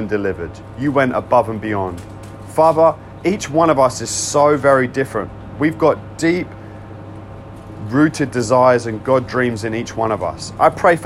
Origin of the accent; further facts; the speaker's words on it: United Kingdom; I am British